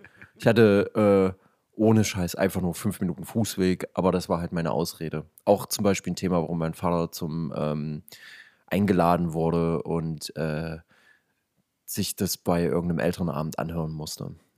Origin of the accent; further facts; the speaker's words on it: Leipzig, Saxony, Germany; accent: East German; wir sind beide ähm, Leipziger